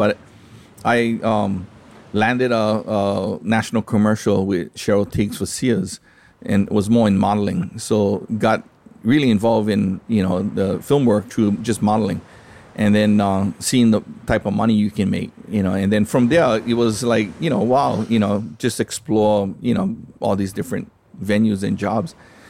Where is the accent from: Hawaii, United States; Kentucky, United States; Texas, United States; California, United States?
Hawaii, United States; And I think that's one of the things that people don't understand, that even being Hawaiian, it goes deeper into Polynesia